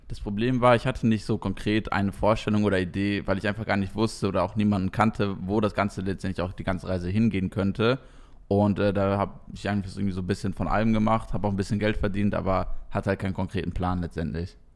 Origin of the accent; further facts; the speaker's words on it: East Frisia, Lower Saxony, Germany; now in Koblenz, Germany; eigentlich komme ich ganz tief aus dem Norden aus, aus Friesland